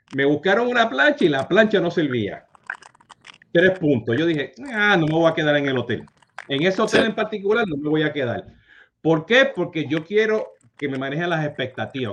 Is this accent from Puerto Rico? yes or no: yes; Puerto Rico; also born or lived in Utah; como buen boricua